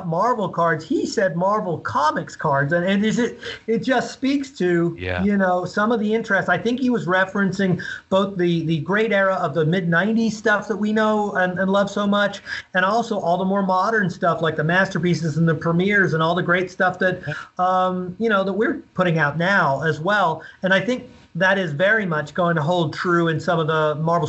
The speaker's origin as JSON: {"language": "English", "region": "London", "country": "United Kingdom", "tie": "born there", "said": "You know, as I told you, I was born in London, so my parents have the English accent."}